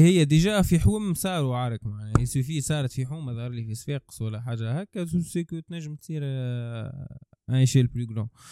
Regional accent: Tunisia; انا تونسي

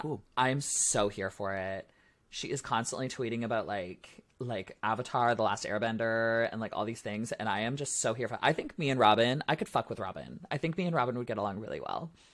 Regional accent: Ontario, Canada; I'm from Ontario

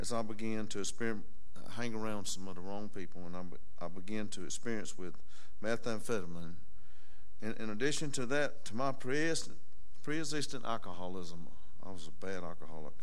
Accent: Duplin County, North Carolina, United States; I was born in Dupin County. Actually born in Botankus, the big town of Botankus, and then moved to Pine Forest and stayed for a good while.

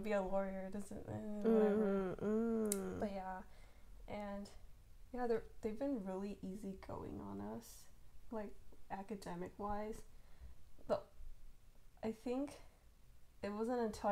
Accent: United States; I am from the United States

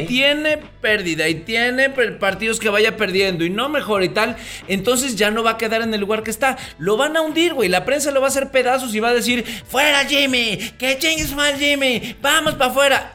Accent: Alvarado, Veracruz, Mexico; allá por mi pueblo había muchísimo tiburón

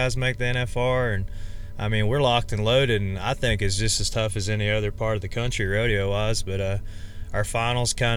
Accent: Central Alabama, United States; moved away as an adult; also born or lived in Baton Rouge; I've been born and raised in Central Alabama.

